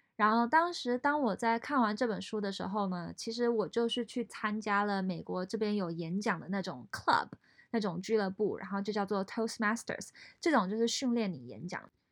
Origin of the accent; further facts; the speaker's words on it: Taiwan; moved away as an adult; also born or lived in France; now in San Francisco Bay Area, United States; 我在台湾长大，后来到美国留学